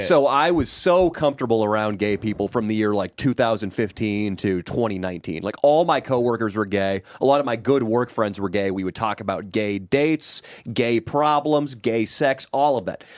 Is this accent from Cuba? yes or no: no; Sacramento, California, United States; Sacramento, my hometown